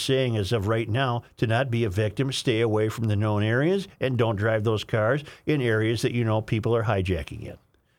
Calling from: Rhode Island, United States; Evening. I'm a listener from Rhode Island. My brother lives in the Minneapolis burbs and turned me on to you guys.

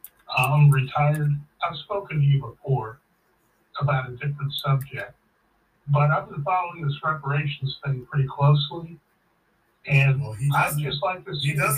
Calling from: St. Louis, Missouri, United States

